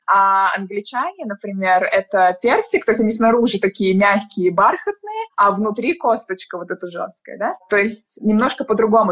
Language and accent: Russian; Moscow, Russia; moved away as an adult; now in London, United Kingdom; я из Москвы